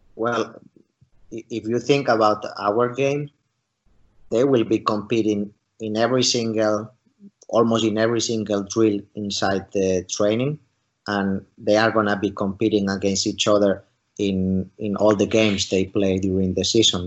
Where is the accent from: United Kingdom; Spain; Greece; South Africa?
Spain; moved away as an adult; also born or lived in Finland; now in St. Petersburg, Russia; my home country in, in spain